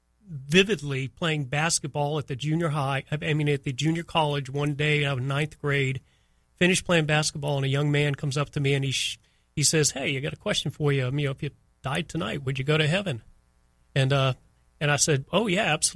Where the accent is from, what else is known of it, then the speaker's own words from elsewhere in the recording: Miami, Florida, United States; also born or lived in New Bedford, Massachusetts; I grew up in Miami, and Miami was just, and it was just paradise growing up down there